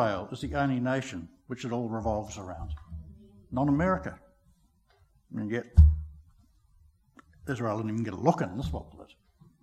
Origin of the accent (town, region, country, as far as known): New Zealand